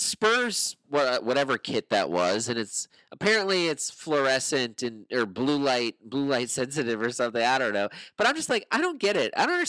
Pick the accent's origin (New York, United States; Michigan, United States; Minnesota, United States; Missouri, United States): Minnesota, United States; I'm from Minnesota, born and raised.